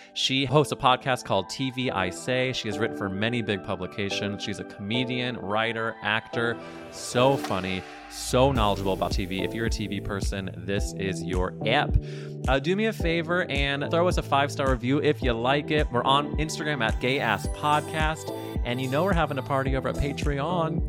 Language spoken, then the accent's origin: English; Midwest, United States; growing up in the Midwest